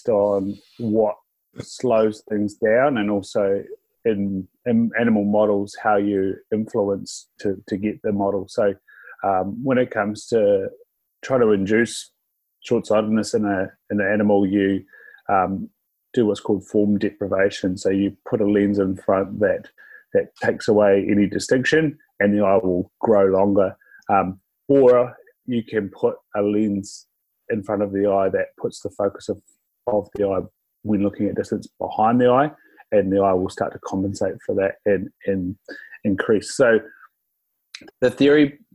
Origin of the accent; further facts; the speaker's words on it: Invercargill, Southland, New Zealand; I'm from Invercargill. So we sort of lived in a small house till I was about four, and then we moved out to a semi-rural area of Invercargill